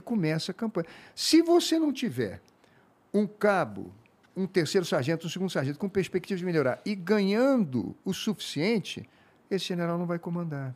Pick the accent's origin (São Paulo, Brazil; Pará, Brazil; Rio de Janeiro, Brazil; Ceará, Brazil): Rio de Janeiro, Brazil; also born or lived in Africa; Eu conheço o povo da minha terra, o povo do Rio de Janeiro.